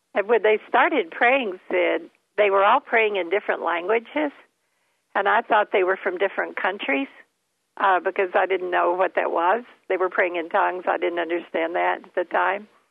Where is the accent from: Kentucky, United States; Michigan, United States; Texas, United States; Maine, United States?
Kentucky, United States; also born or lived in Florida; we moved to Florida every year from Kentucky because I couldn't get through the winters in Kentucky